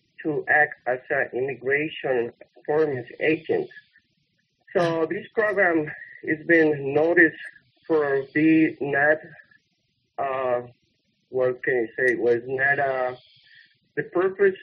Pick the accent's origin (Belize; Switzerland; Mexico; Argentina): Mexico; now in Waukesha, United States; from Mexico, and I lived in the city of Waukesha since 1999